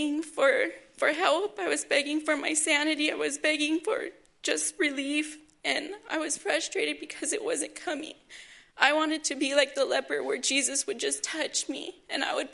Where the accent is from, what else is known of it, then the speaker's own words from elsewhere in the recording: Oxnard, California, United States; I'm from Oxnard, California. I'm 25 years old, and I grew up in a good home